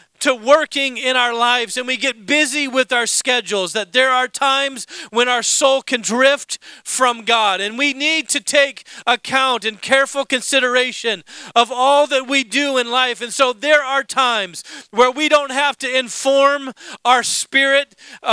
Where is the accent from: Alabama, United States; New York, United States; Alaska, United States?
Alaska, United States; moved away as an adult; also born or lived in Indiana; I grew up in Alaska